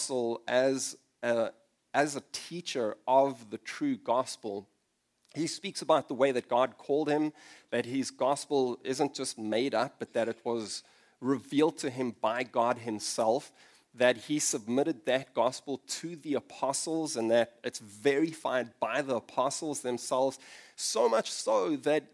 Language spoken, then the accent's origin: English; South Africa; moved away as an adult; also born or lived in London; I moved to London from South Africa for a short while